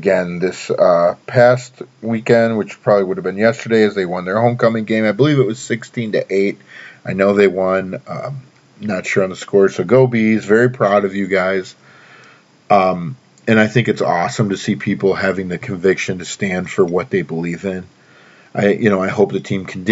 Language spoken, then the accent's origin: English; Baxter, Tennessee, United States; my hometown of Baxter, Tennessee